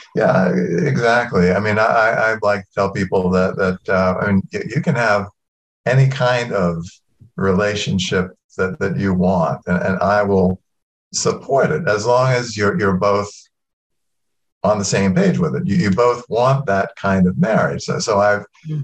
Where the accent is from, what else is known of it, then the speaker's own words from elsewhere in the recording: Norfolk, Virginia, United States; accent: southern; moved away; I come from Norfolk, go back to Norfolk, and all of a sudden my accent would start slipping back into, you know, a, a little bit more southern